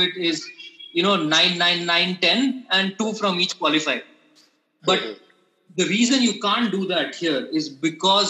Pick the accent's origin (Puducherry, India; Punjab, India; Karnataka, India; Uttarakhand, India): Puducherry, India; I'm from Pondicherry